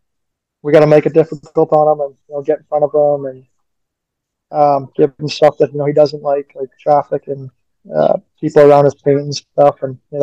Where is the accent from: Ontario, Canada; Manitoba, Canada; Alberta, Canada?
Alberta, Canada; Edmonton; moved away; I grew up in Edmonton, and I was a Oilers fan growing up